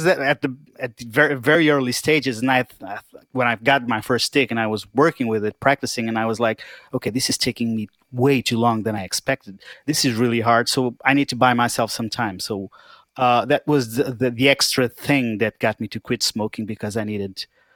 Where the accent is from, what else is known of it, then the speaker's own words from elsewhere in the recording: Portugal; I'm from Portugal.